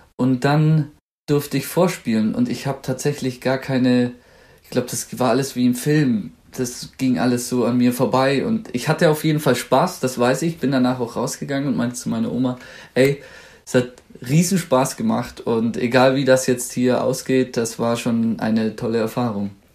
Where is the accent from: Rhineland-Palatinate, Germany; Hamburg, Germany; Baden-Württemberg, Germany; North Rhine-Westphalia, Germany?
Baden-Württemberg, Germany; Swabia; accent: Swabian; now in Munich, Germany; ich komme aus dem Schwabenland und da hat man ja gern solch so kleine Zischlaute wie Kensch, Schweisch, Hasch